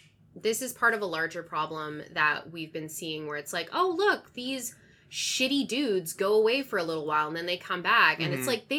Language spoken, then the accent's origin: English; West Coast, United States; I'm from the West Coast.